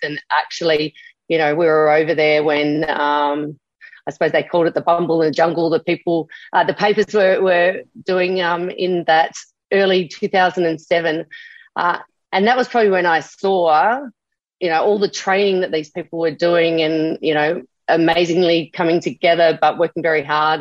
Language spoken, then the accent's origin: English; Adelaide, South Australia, Australia; now in Gold Coast, Australia; growing up in Adelaide